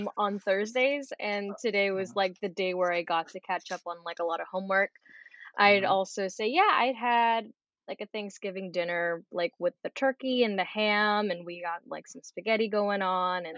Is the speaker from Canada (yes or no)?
no; Bay Area, California, United States; I am born and raised here in the Bay Area as a Filipino-American.